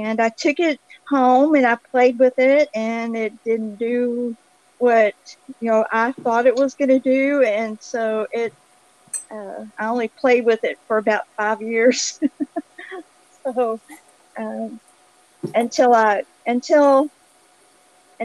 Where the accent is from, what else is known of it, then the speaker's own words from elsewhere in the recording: Grand Prairie, Texas, United States; also born or lived in Frankston, Texas / Arlington, Texas / Fort Worth, Texas; I am from Grand Prairie. I was born here and I grew up here